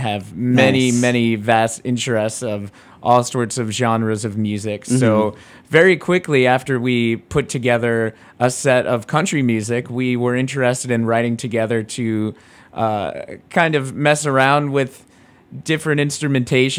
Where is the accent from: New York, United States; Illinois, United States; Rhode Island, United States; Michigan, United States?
Rhode Island, United States; I'm a Jew from Rhode Island